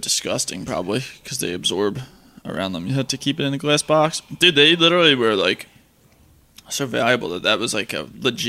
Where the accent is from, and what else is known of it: Southampton, United States; born or raised there